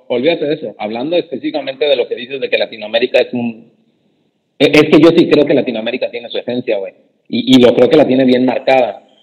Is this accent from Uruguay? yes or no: no; Mexico; Soy mexicano